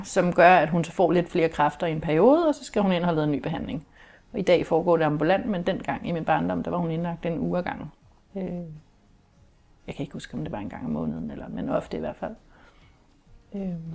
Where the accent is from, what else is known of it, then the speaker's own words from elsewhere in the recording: Kolding, Southern Denmark, Denmark; jeg er jo opvokset i det, som man jo kunne kalde en kernefamilie med mor og far, og jeg var lille søster, og jeg havde en storebror, og vi boede i et parcelhus i Kolding